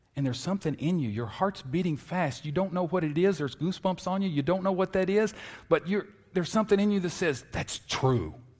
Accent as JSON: {"language": "English", "town": "Lexington", "region": "Kentucky", "country": "United States", "tie": "born or raised there", "said": "I grew up in Lexington, Kentucky"}